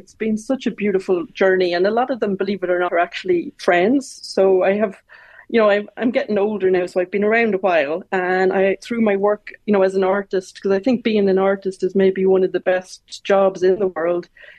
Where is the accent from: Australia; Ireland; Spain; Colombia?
Ireland; Longford, County Longford; also born or lived in Dublin; Well, I was born in Dublin, but we moved to Longford. So I grew up in Longford, but when I was 10, we moved to RD.